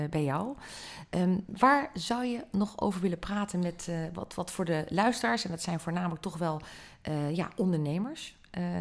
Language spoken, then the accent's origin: Dutch; Netherlands; Dat, daar kunnen wij ons nog steeds, vind ik als Nederlanders, weinig bij voorstellen.